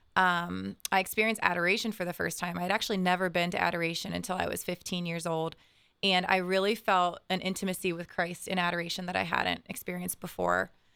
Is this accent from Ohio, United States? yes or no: yes; Bexley, Ohio, United States; I grew up in Bexley